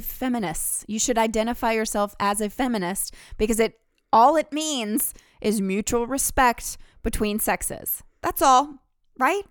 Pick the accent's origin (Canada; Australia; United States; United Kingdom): United States; the South, Southern United States; accent: southern; now in New York City, United States; my southern accent